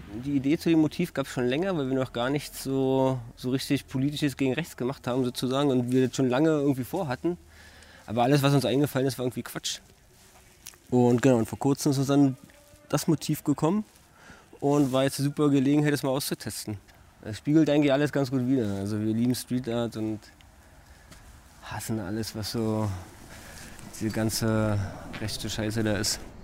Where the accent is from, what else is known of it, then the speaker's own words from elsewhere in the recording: Berlin, Germany; wir sind in Berlin groß geworden